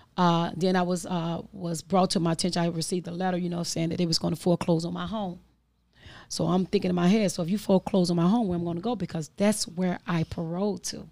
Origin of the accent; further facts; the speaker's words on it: Chicago, Illinois, United States; I'm from the Austin community